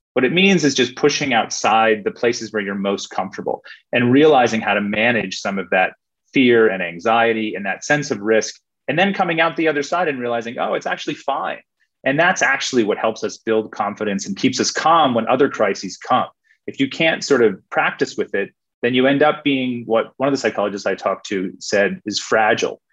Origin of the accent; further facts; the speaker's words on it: United States; now in Australia; as an American